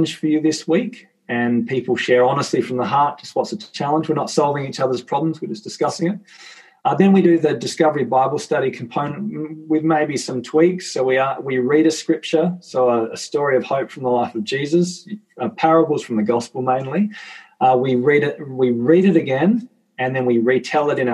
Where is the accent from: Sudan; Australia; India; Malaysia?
Australia; Tasmania; I'm from Tassie, so for context, we've got 500,000 people across our entire state